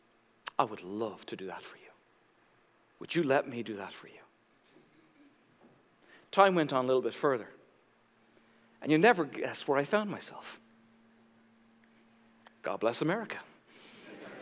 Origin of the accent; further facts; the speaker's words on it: Ireland; moved away; growing up in Ireland